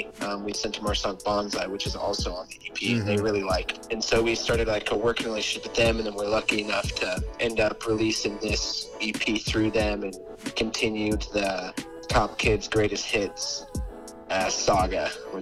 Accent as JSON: {"language": "English", "town": "Ogden", "region": "Utah", "country": "United States", "said": "we're from Ogden, Utah, which is, like, northern."}